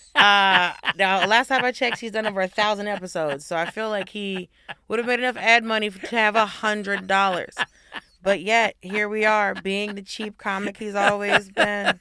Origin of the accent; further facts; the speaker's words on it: the South, United States; I'm from the South